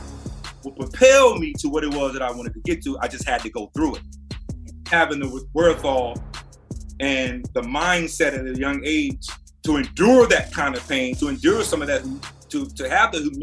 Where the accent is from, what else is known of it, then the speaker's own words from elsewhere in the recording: North Carolina, United States; Representing my hometown, representing the state of North Carolina